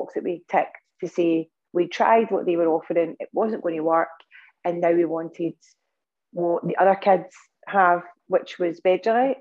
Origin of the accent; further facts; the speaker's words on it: Scotland, United Kingdom; I'm from Scotland